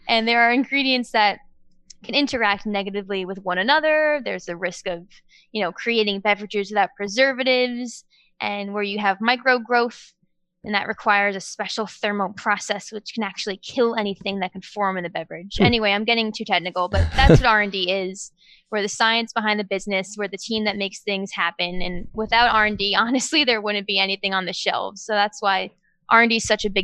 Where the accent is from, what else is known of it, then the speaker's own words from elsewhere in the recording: Westchester, New York, United States; So I grew up in Westchester, New York. I lived in New York all my life